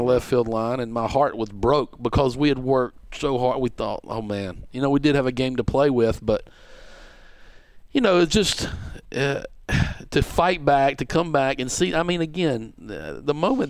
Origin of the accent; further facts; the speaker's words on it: Shelby, North Carolina, United States; I'm from Shelby, and that's about an hour and 10 minutes down the road from Clemson. And my sister went to Clemson. And so I kind of grew up on that campus, so to speak, before I hit my teenage years.